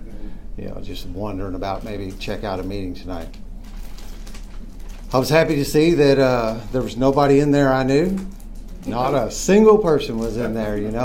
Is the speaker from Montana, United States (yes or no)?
no; New Albany, Indiana, United States; I was born and bred in New Albany